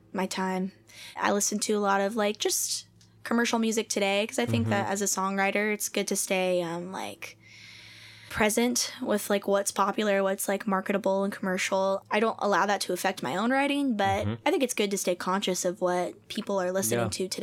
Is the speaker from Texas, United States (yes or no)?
no; Tampa, Florida, United States; now in Nashville, United States; I'm from Tampa Bay, Florida